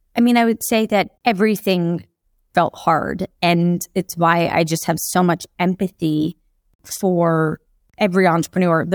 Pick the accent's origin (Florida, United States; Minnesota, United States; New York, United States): Florida, United States; Jacksonville; also born or lived in Kentucky; I grew up in Jacksonville, Florida.